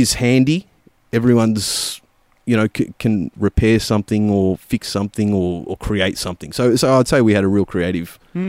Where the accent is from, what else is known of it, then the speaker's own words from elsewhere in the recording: Werribee, Victoria, Australia; It's I'm a Western Suburbs lad.